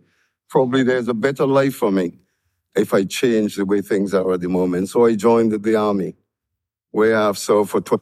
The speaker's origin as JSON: {"language": "English", "country": "St. Vincent & Grenadines", "tie": "born or raised there", "moved": "yes", "lives_now": "United Kingdom", "said": "When I left my island, St. Vincent and the Grenadines, we were British. I came here as a British subject"}